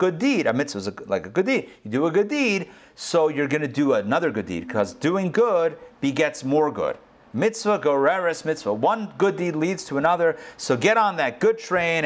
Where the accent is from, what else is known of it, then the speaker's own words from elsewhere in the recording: Pittsburgh, Pennsylvania, United States; now in Atlanta, United States; I grew up in Pittsburgh, and I remember when we were kids, it used to snow all the way up there